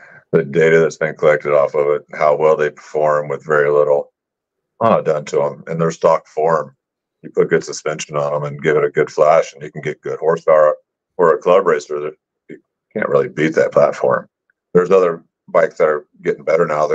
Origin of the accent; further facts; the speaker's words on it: Oklahoma, United States; also born or lived in Las Vegas, Nevada / California; now in Carson City, United States; I'm originally from Oklahoma.